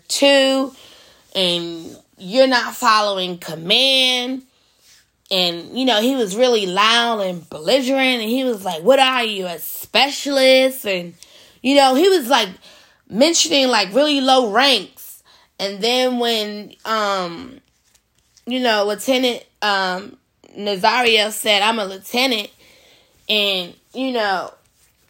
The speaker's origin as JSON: {"language": "English", "country": "United States", "said": "us as Americans, as an American citizen"}